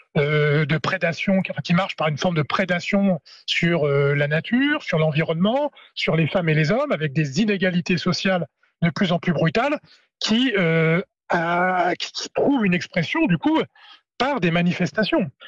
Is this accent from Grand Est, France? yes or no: no; Normandy, France; chez moi, en Normandie